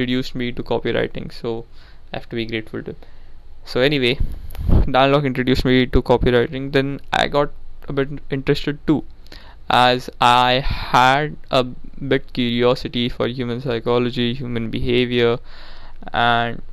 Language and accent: English; India; now I'm from India